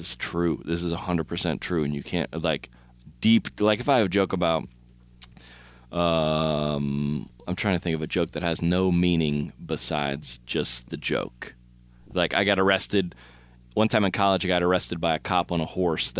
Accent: Lilburn, Georgia, United States; growing up in Georgia

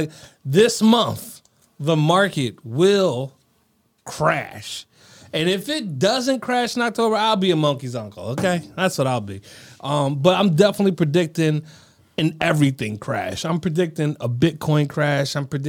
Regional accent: Scranton, Pennsylvania, United States; That's right. I'm from Scranton.

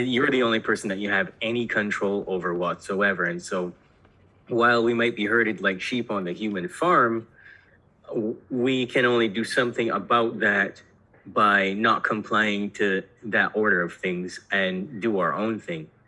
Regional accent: Barbados; I was born in Barbados

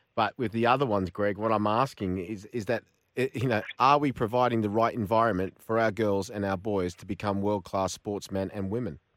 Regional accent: Australia; when I was growing up in Australia

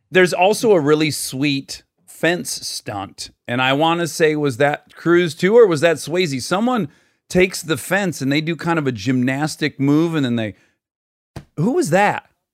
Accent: Michigan, United States; born or raised there; moved away

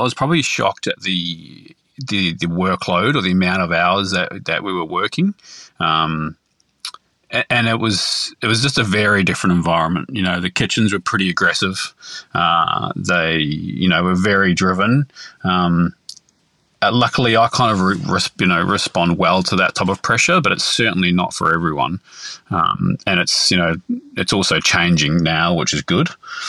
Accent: Wellington, New Zealand; born there; Yes, so I was born in Wellington, and all my family on my mother's side were poultry farmers in New Zealand.

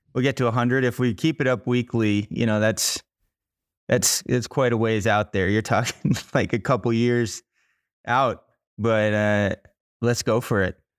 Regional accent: Miami, Florida, United States; moved away as an adult; also born or lived in Boulder, Colorado; now in Colorado, United States; I grew up in Miami, Florida

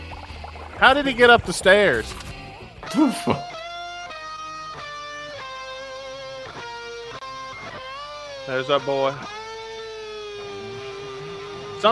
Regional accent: Mississippi, United States; growing up in Mississippi

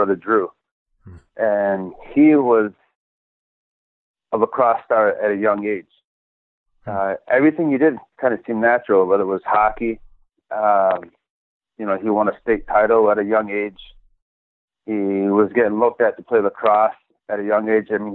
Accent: Onondaga Nation, New York, United States; I grew up in the Onondaga Nation

